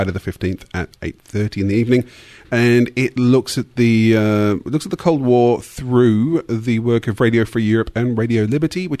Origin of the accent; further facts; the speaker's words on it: Western Australia, Australia; I'm from WA